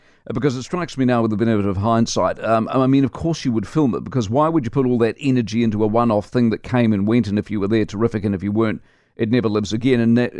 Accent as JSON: {"language": "English", "town": "Christchurch", "region": "Canterbury", "country": "New Zealand", "tie": "born or raised there", "said": "as a person who grew up in Christchurch"}